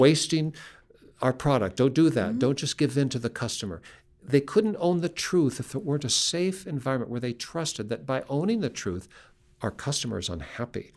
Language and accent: English; Seattle, Washington, United States; we grew up in Seattle